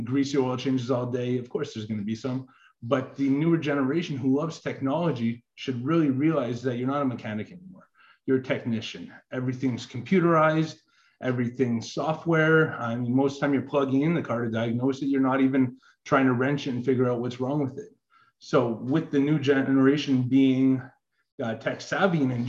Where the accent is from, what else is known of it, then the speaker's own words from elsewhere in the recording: Canada; I am Canadian